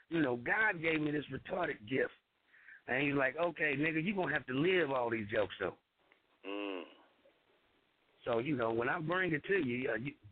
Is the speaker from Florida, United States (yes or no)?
no; Kansas City, Missouri, United States; I'm from Kansas City, Missouri, nigga.